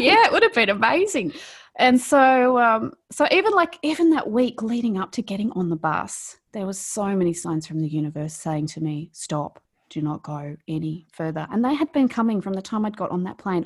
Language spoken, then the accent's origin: English; New South Wales, Australia; accent: Australian; moved away as an adult; now in Melbourne, Australia; I grew up in rural Australia, um, not in Victoria, I grew up in New South Wales, and on a farm, and I lived in a really small town. And I'd lived there all my life.